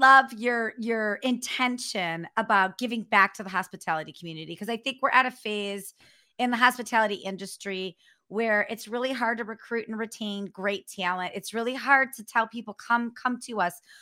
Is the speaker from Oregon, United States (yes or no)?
no; North Royalton, Ohio, United States; moved away as an adult; also born or lived in Cleveland; now in San Diego, United States; I grew up on the west side. I grew up in North Royalton